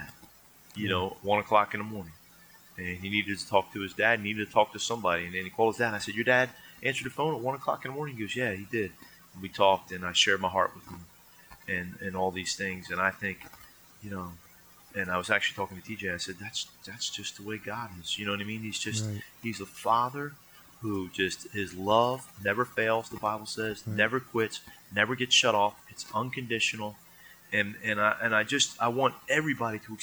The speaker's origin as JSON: {"language": "English", "region": "New Jersey", "country": "United States", "said": "we're from New Jersey."}